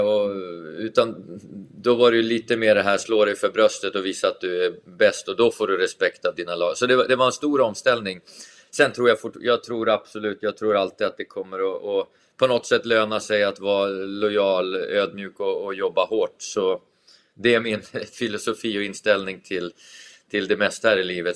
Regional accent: Tavelsjö, Västerbotten County, Sweden; när jag var liten i Tavelsjö

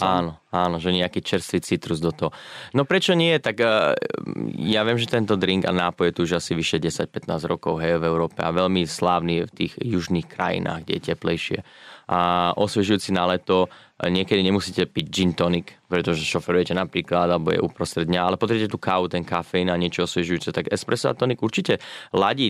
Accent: Slovakia; moved away as an adult; also born or lived in London, United Kingdom; now in Sydney, Australia

